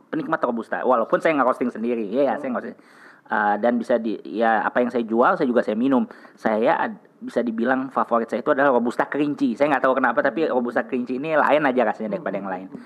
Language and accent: Indonesian; Jakarta, Indonesia; born there; Lahir di Jakarta, sekarang juga usaha juga di Jakarta.